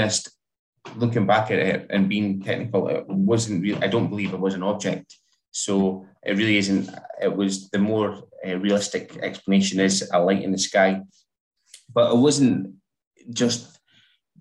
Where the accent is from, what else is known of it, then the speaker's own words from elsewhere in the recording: Dundee, Scotland, United Kingdom; now in West Lothian, United Kingdom; I'm originally from Dundee